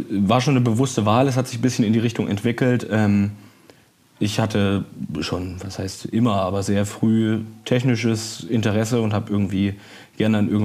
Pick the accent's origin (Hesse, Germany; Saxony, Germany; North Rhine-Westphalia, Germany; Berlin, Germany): Saxony, Germany; Dresden; moved away as an adult; now in Hamburg, Germany; Genau, ja, ich habe den Fluss behalten, aber die Stadt gewechselt. Aus Dresden komme ich und bin für die Ausbildung dann nach Hamburg gezogen.